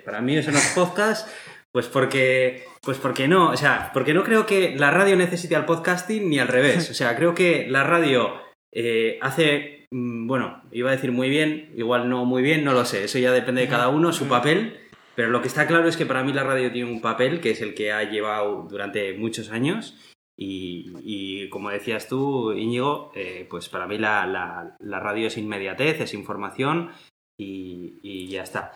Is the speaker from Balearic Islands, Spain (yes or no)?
no; Basque Country, Spain; Somos buenos ciudadanos de Euskadi